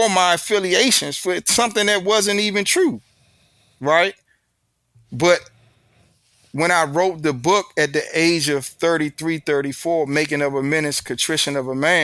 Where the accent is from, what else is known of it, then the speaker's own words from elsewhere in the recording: Washington, District of Columbia, United States; accent: D.C. vernacular; I'm from the South, so we talk different anyway. Our vernacular, we have a unique vernacular in D.C. because we're in between the Deep South and the prestigious North